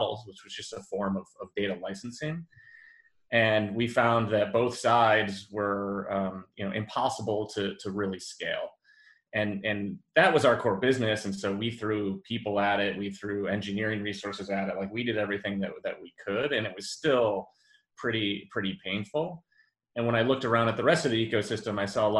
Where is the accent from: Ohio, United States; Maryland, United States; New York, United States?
New York, United States; Western; growing up in Western New York